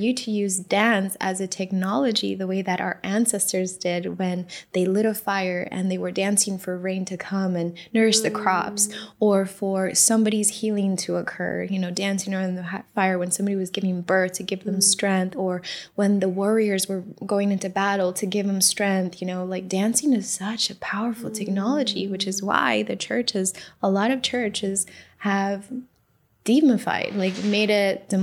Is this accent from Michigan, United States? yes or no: no; Miami, Florida, United States; I grew up in Miami, so I, you know, was in the Miami dance music scene growing up as a teenager